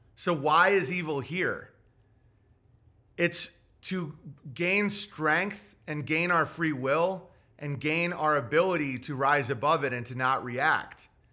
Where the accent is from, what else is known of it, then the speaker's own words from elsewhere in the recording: United States; as an American